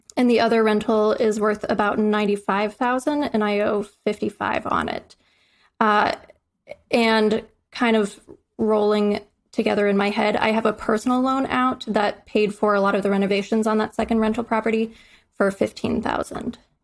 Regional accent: Midwest, United States; moved away; I'm from the Midwest

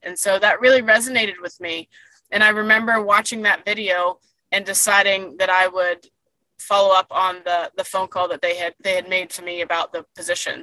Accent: Daytona Beach, Florida, United States; also born or lived in Fort Lauderdale, Florida / Durham, North Carolina / Chapel Hill, North Carolina; we moved the family, I say, back to Daytona

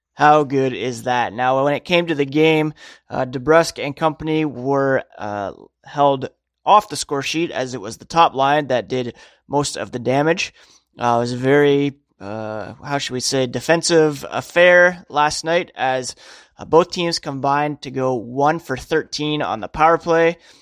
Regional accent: Ottawa, Ontario, Canada; growing up in Ottawa on the Rideau Canal

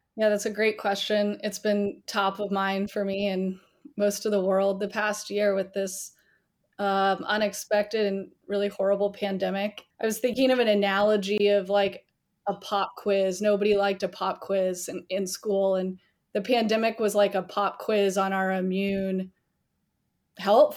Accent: the South, United States; now in Charleston, South Carolina, United States; I'm born and raised in the South

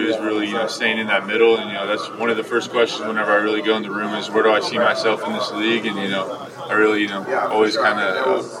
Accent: Oregon, United States; I was from Oregon growing up.

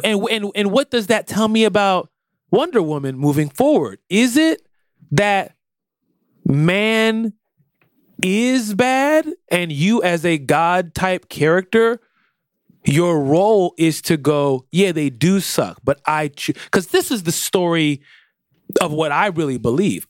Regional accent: United States; I'm American

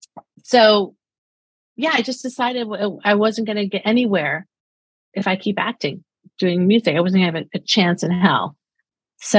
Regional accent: New York City, New York, United States; I'm short, dark hair, and from Brooklyn

